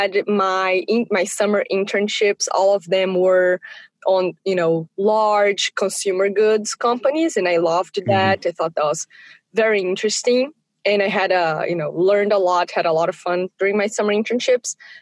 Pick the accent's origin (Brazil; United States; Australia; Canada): Brazil; Alagoas; moved away as an adult; I'm from the state of Alagoas in the northeast of Brazil